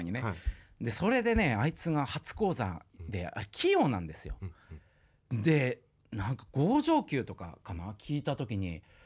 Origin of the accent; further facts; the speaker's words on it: Oshu, Iwate, Japan; 岩手県のもう田舎奥州市ってとこで生まれ育ったんで